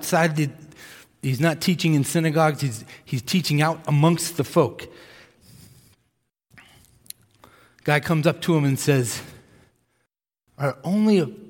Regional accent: Massachusetts, United States; moved away; I grew up in Massachusetts

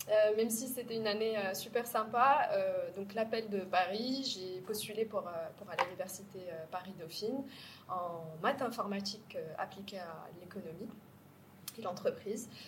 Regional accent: Casablanca, Casablanca-Settat, Morocco; moved away as an adult; also born or lived in France; je, suis née, j'ai grandi à Casa.

